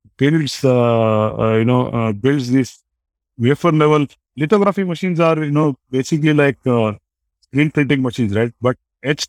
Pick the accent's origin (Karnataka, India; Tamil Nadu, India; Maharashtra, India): Karnataka, India; Belgaum; moved away; I lived in my hometown called Belgaum